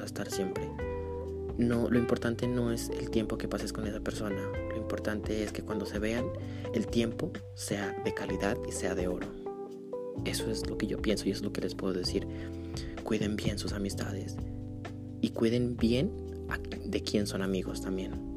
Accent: Pasto, Nariño, Colombia; accent: pastuso; Jódanse los que se burlan de mi acento. Soy pastuso.

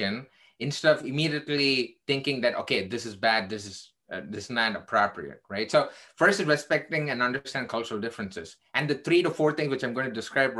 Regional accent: India; now in Chicago, United States; I am originally Indian. I'm still Indian, actually, but I became an American citizen.

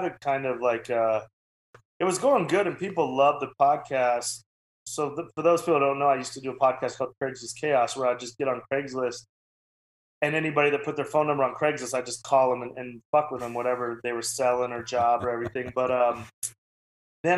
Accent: Wyoming, United States; I'm from Wyoming.

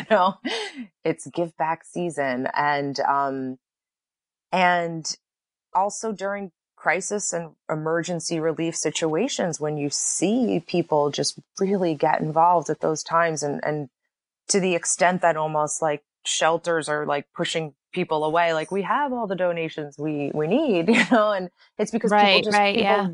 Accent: East Coast, United States; moved away as an adult; also born or lived in New York; now in Los Angeles, United States; I was born and raised on the East Coast

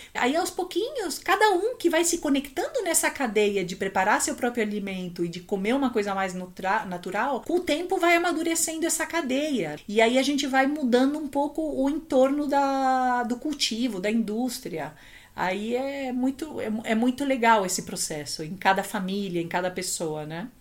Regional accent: Chile; also born or lived in Brazil; now in São Paulo, Brazil; Eu tenho saudades da minha terra

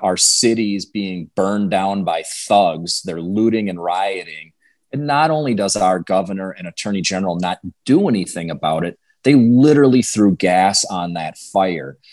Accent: Clear Lake, Wisconsin, United States; I grew up in Western Wisconsin, went to school in a small town called Clear Lake, and lived out in the country

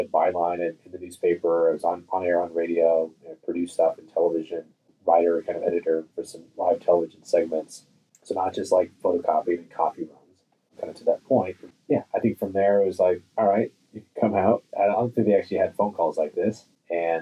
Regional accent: San Francisco Bay Area, California, United States; I grew up in the San Francisco Bay Area

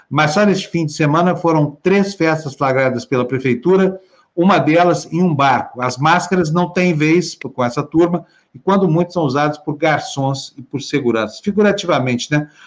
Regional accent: Brazil; Quem não merece somos nós brasileiros.

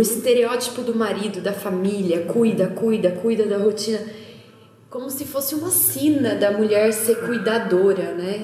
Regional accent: interior of São Paulo, Brazil; accent: caipira R (rhotic R of interior São Paulo); eu sou do interior de São Paulo, né? Eu puxo bastante o R

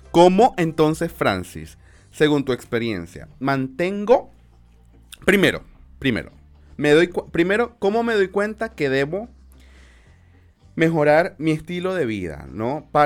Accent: Venezuela; nosotros como venezolanos, tú y yo igual somos venezolanos

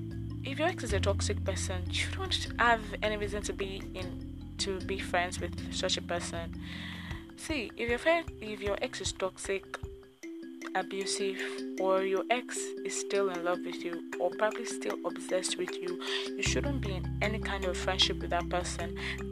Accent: Nigeria; living as a Nigerian

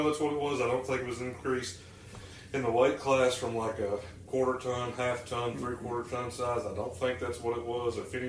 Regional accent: Alabama, United States; born or raised there

